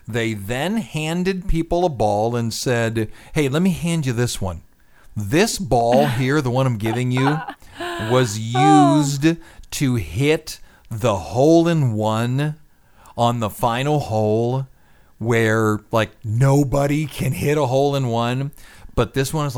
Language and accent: English; Scotland, United Kingdom; I'm Scottish